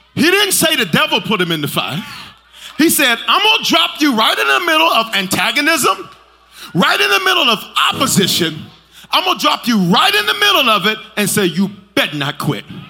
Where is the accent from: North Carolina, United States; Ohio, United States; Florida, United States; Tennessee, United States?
Tennessee, United States; Memphis; moved away; also born or lived in Colorado; I'm from South Memphis